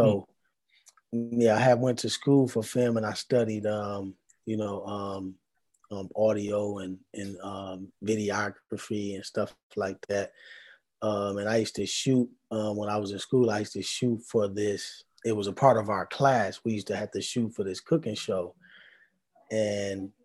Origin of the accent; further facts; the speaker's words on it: Milwaukee, Wisconsin, United States; Milwaukee, man. Born and raised